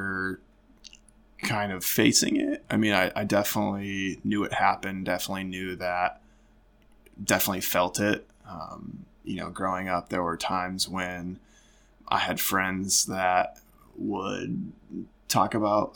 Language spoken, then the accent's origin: English; Genoa, Illinois, United States; I grew up in Northern Illinois, and I think that's just kind of a good place to start is Genoa, Illinois, a really small town, small country town